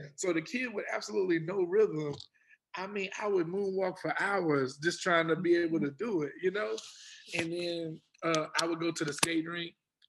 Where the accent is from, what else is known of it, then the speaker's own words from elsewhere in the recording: Texas, United States; And my cousins used to tease me, you know, all the time, because we're from Texas. And I was like a country boy.